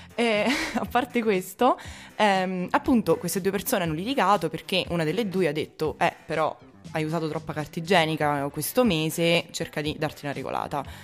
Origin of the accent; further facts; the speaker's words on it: Abruzzo, Italy; io per esempio sono abruzzese